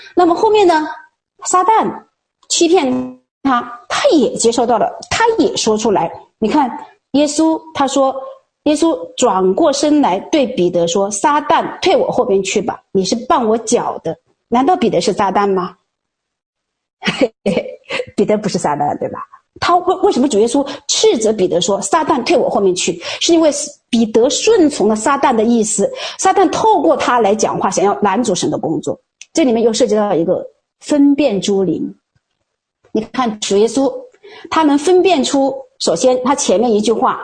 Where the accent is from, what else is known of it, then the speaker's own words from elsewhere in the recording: China; 我们中国人都说